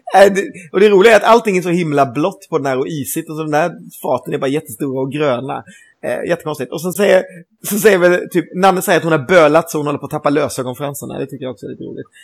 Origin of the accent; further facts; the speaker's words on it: Gothenburg, Västra Götaland, Sweden; som göteborgare